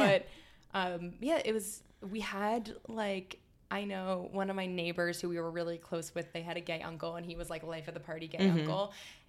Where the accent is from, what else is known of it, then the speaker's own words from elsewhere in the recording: Villanova, Pennsylvania, United States; I'm from just outside of Philadelphia, like Villanova, Wayne area.